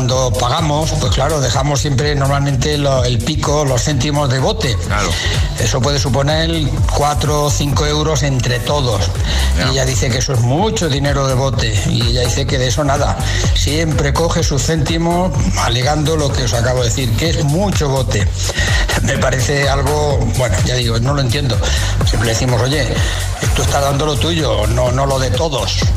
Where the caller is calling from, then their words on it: Murcia, Region of Murcia, Spain; Buenos días, agitadores. … de Murcia.